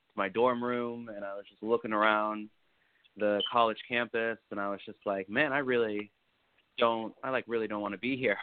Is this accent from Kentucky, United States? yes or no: no; Naples, Florida, United States; I'm from Naples, Florida